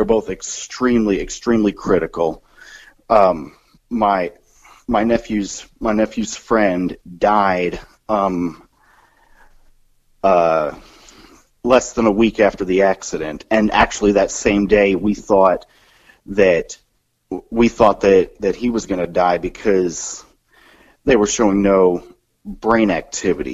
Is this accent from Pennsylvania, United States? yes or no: no; Kansas City, Missouri, United States; moved away; my home area, back to Kansas City, Missouri